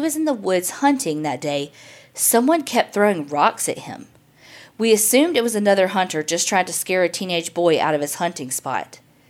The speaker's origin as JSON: {"language": "English", "region": "West Virginia", "country": "United States", "tie": "born or raised there", "said": "I grew up in the West Virginia coal fields. When I was 6 years old, our house burned to the ground."}